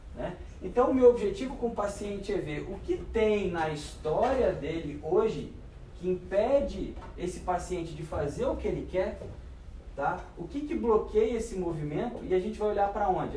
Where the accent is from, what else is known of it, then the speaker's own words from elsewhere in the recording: Resende, Rio de Janeiro, Brazil; eu sou de Resende, estado do Rio.